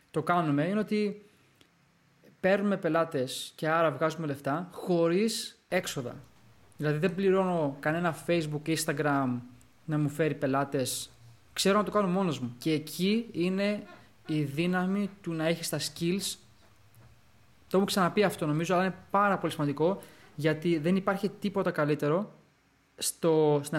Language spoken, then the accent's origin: Greek; Greece; Ναι, ναι είμαι Έλληνας ρε φίλε.